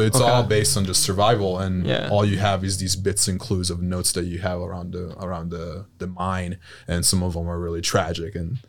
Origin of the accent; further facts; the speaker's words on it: Italy; moved away as an adult; Yeah, I was born in Italy and was raised in Italy, and I moved here for college. My mother's American, so I learned English at a very young age.